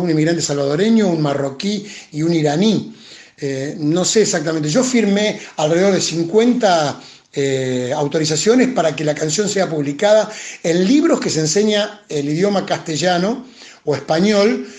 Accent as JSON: {"language": "Spanish", "town": "Cañada Rosquín", "region": "Santa Fe", "country": "Argentina", "tie": "born or raised there", "moved": "as an adult", "lives_now": "Buenos Aires, Argentina", "said": "la casa de mis viejos en Cañada, en mi pueblo"}